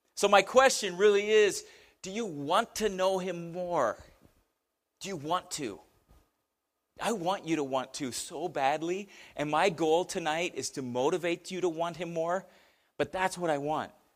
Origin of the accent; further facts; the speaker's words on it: United States; as an American